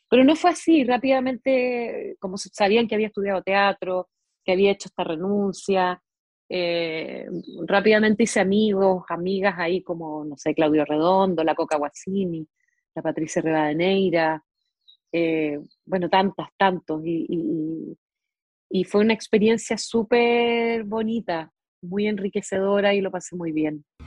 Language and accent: Spanish; Mendoza, Argentina; moved away; Yo me crié en Argentina, menos mal, porque allí, allá en Argentina estudié en una escuela pública